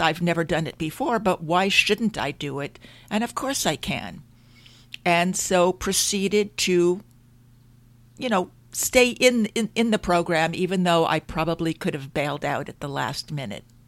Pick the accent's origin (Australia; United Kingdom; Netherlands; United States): United States; Long Island, New York; I grew up in New York on Long Island